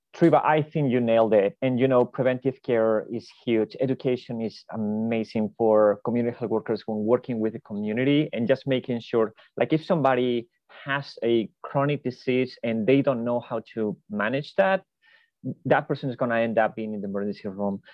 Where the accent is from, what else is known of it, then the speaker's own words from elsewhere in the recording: Spain; moved away as an adult; now in United States; I am originally from Spain